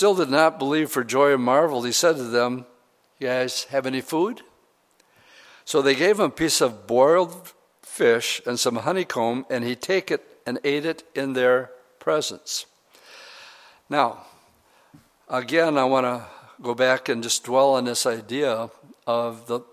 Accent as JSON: {"language": "English", "town": "Oshkosh", "region": "Wisconsin", "country": "United States", "said": "I'm from Oshkosh, Wisconsin"}